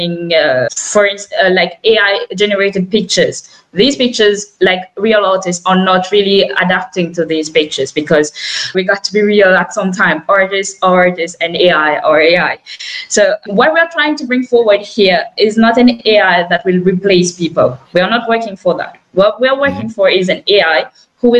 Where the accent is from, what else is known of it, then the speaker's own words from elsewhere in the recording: Mauritius; now in France; me and Nabil, we're from Mauritius